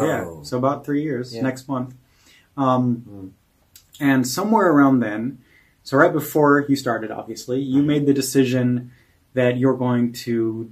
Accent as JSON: {"language": "English", "region": "Oregon", "country": "United States", "also_born_or_lived": "California", "moved": "as an adult", "said": "And so now I'm at Toby's house in Hamburg, Germany, and I'm from Oregon. And in the summer, I lived in California for the last 5 years."}